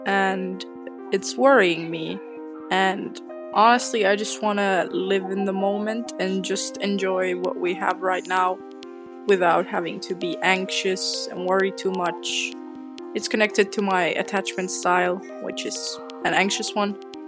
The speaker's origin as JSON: {"language": "English", "town": "Bristol", "region": "South West England", "country": "United Kingdom", "said": "I'm from Bristol, UK."}